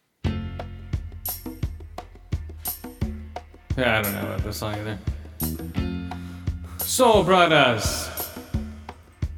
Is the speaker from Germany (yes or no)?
no; Thailand; moved away; No, I was born in Thailand.